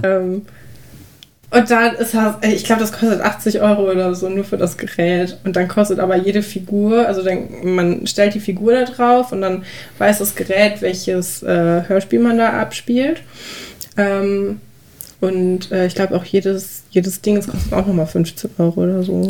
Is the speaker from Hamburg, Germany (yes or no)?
no; North Rhine-Westphalia area, Germany; also born or lived in Aachen; wir kommen ja auch aus dem Großraum NRW